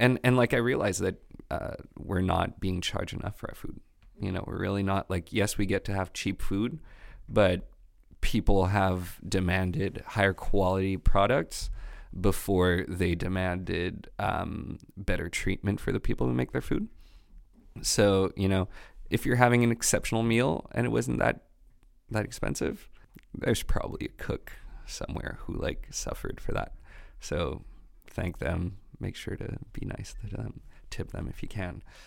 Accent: Quebec, Canada; accent: Quebecois; my Quebecois accent

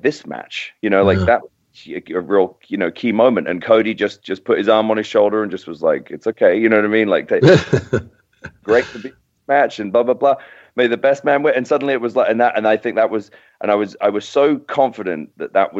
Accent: Docking, East of England, United Kingdom; also born or lived in King's Lynn; now in United States; I was born in King's Lynn, which is about 15 miles from docking where I was, you know, I grew up

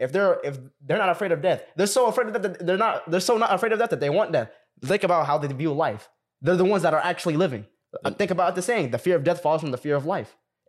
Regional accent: Sudan; Let's talk about like, and we're all from Sudan. We're all from Sudan, right?

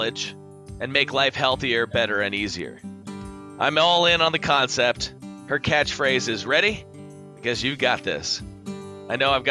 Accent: Los Angeles, California, United States; moved away as an adult; now in Atlanta, United States; I'm from Los Angeles, but I moved to Atlanta 6 years ago

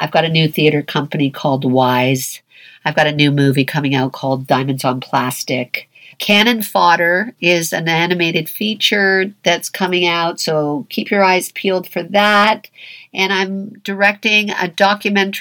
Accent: Toronto, Ontario, Canada; I'm from Toronto

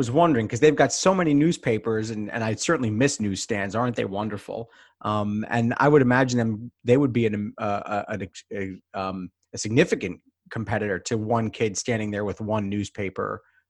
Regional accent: New York City, New York, United States; I grew up in the Bronx

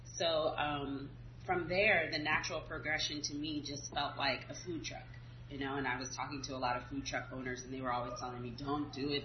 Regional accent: Southern California, United States; I am originally from California, actually. A lot of people think I'm from Louisiana because of what I do and the food that I serve. Um, I grew up in Southern California

